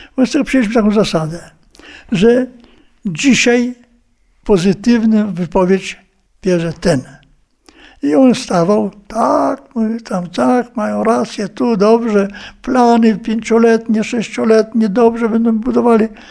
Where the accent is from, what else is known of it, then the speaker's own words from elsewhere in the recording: Białystok region, Podlaskie Voivodeship, Poland; pochodzę tam z Białostoczyzny